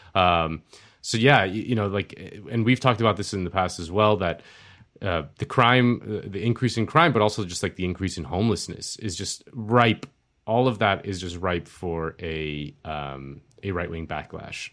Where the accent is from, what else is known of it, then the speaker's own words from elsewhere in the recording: Florida, United States; my home state of Florida.